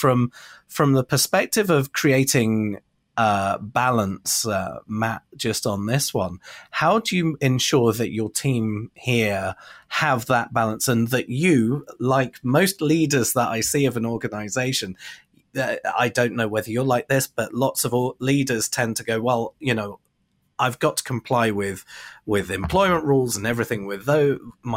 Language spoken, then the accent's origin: English; Bournemouth, South West England, United Kingdom; moved away; my hometown of Bournemouth, UK